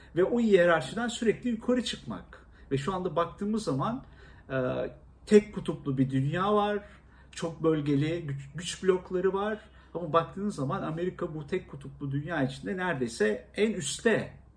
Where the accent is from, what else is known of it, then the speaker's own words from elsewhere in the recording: Istanbul, Turkey; also born or lived in Erzincan; küçük yaşlarda İstanbul'a geldiğim için, e, iki, e, bir buçuk, iki yaşında. Ondan sonra hiç, e, doğduğum yeri Erzincan'ı görme imkanım olmamıştı.